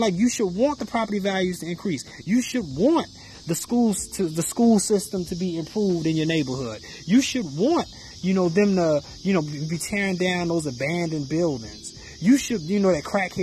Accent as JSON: {"language": "English", "town": "Chicago", "region": "Illinois", "country": "United States", "tie": "born or raised there", "said": "I grew up in the Chicago area. You know what I'm saying? In and around the city of Chicago."}